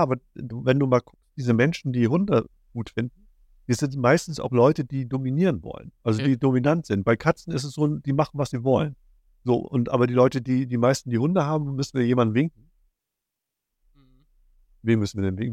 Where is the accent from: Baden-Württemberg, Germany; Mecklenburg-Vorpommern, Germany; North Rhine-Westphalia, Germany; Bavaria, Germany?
Mecklenburg-Vorpommern, Germany; Schwerin; Wir kommen aus Schwerin.